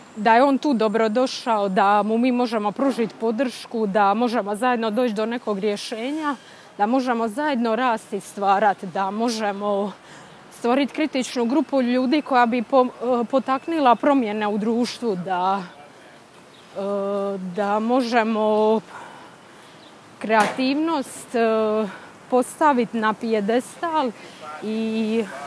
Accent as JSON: {"language": "Croatian", "country": "Bosnia & Herzegovina", "moved": "yes", "lives_now": "Boston, United States"}